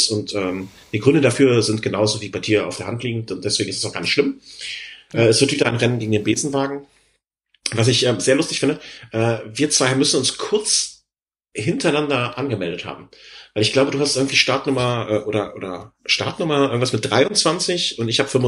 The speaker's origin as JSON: {"language": "German", "region": "London", "country": "United Kingdom", "lives_now": "Germany", "said": "äh, ich bin aus London und einmal diesen Besuch im Lake District äh, nicht hinausgekommen."}